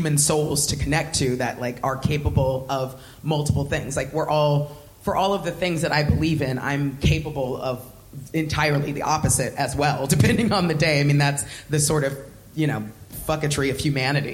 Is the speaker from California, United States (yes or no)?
yes; Southern California, United States; moved away as an adult; now in United Kingdom; I grew up fat my whole life, and I was black in Southern California in a white suburb